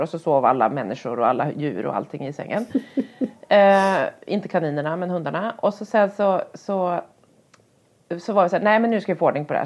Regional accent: Härnösand, Västernorrland County, Sweden; när jag var barn och bodde i Härnösand ute på landet

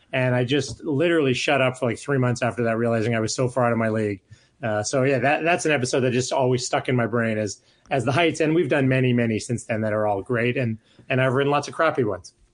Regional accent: Calgary, Alberta, Canada; moved away; I'm from Calgary

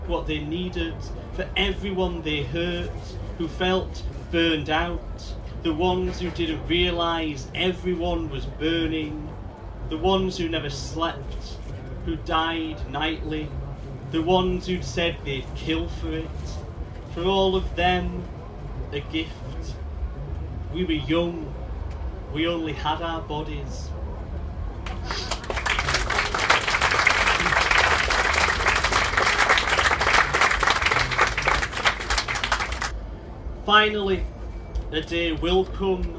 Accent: the north of England, United Kingdom; I've come down, obviously, for my accent, I'm not from around here. I've come down from the Northern Powerhouse.

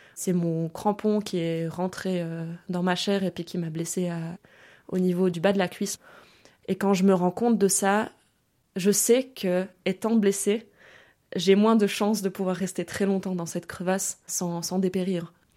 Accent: France; also born or lived in Germany; France, là où j'ai grandi en fait, où j'ai passé euh, beaucoup de temps, au bord de la mer

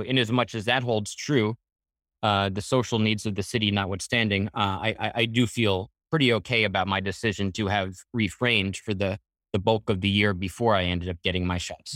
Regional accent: Floral Park, New York, United States; I grew up in Floral

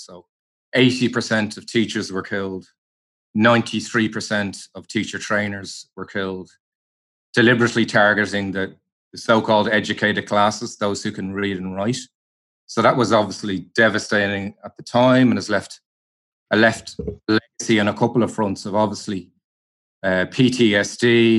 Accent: Ireland; now in Cambodia; So part of my identity is I'm Irish. Another part of my identity is I've lived in Cambodia for 6 years.

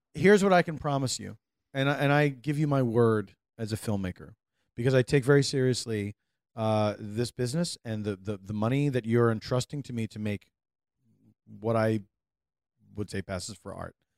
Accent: United States; as an American

